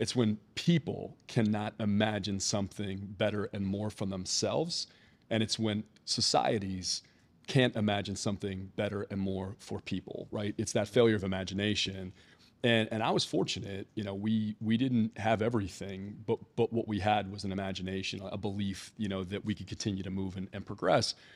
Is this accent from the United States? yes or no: yes; Philadelphia, Pennsylvania, United States; also born or lived in Atlanta; now in Maryland, United States; So I'm from Philadelphia originally. I grew up in the Philadelphia suburbs, and this feels a lot like home to me